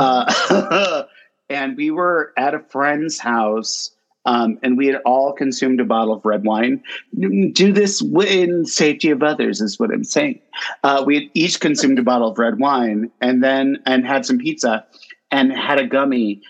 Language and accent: English; Binghamton, New York, United States; SUNY Binghamton, which is my hometown